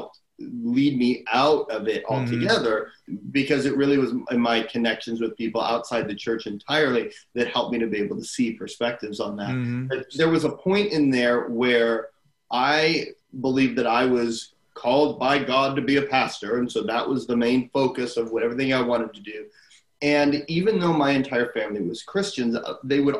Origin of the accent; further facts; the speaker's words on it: Arizona, United States; I grew up in Arizona